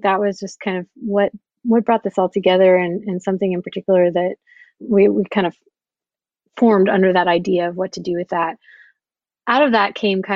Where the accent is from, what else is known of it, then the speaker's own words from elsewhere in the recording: Oklahoma, United States; I grew up in Oklahoma, where it's very much oil and gas country.